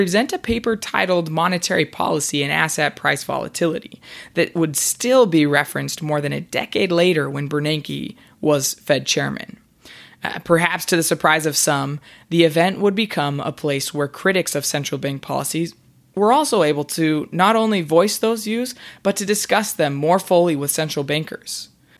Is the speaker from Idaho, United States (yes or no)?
yes; Idaho, United States; a few pictures of the Grand Tetons from my hometown in Idaho